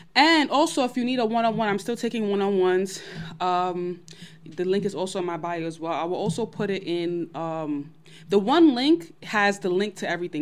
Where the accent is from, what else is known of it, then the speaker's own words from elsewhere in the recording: New York City, New York, United States; I'm from Brooklyn.